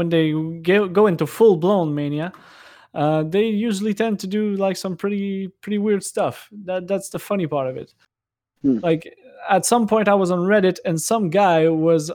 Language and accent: English; Canada; I'm Canadian